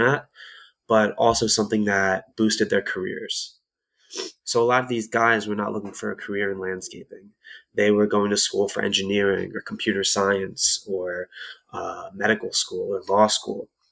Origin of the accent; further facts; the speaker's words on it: Camden County, New Jersey, United States; I'm from South Jersey on Camden County